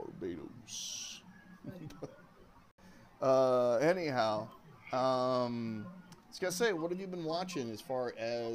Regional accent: Oklahoma, United States; You and I grew up in Oklahoma

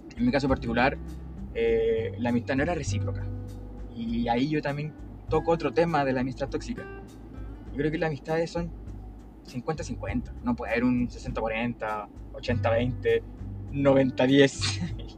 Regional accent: Chile; tengo trancas, como cualquier chileno

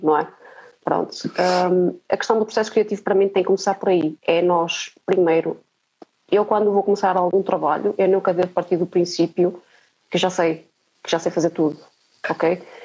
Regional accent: Marco de Canaveses, Porto District, Portugal; eu nasci no Marco de Canaveses

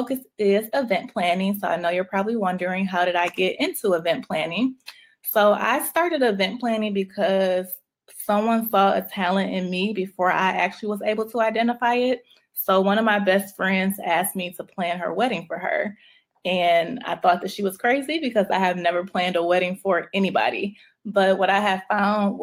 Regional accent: Detroit, Michigan, United States; moved away as an adult; also born or lived in Chicago; now in Atlanta, United States; I am born and raised in Detroit

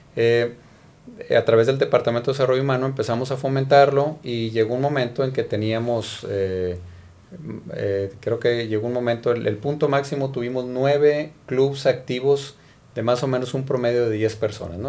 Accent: Monterrey, Nuevo León, Mexico; soy originario de Monterrey

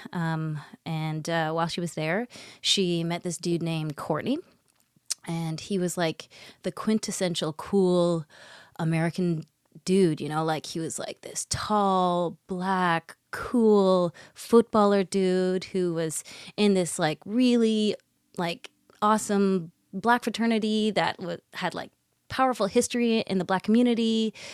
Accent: Botswana; We're from Botswana

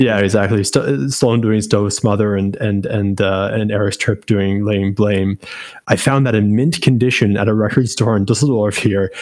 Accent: Canada; as a Canadian

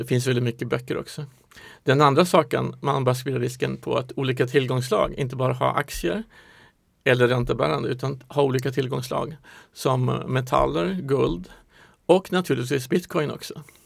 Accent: Stockholm, Stockholm County, Sweden; also born or lived in Norrland / Singapore; jag är född i Stockholm, har bott i Norrland ett tag

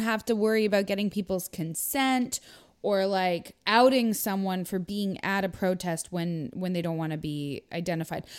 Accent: Canada; also born or lived in United States

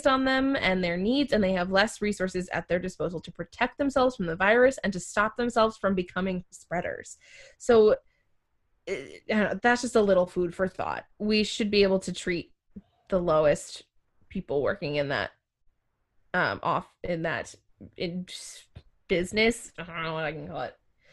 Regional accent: Maine, United States; I would say I have more pride of being a Mainer than I do of being an American

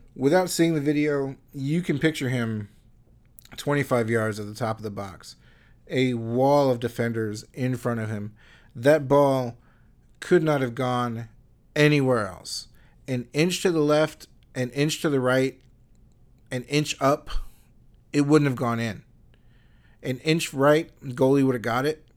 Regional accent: United States; as an American

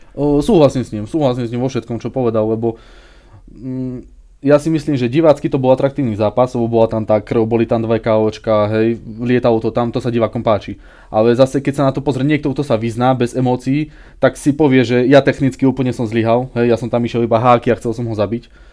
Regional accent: Železná Breznica, Banská Bystrica Region, Slovakia; vyrástol som e, v nedalekej dedine pri Zvolene

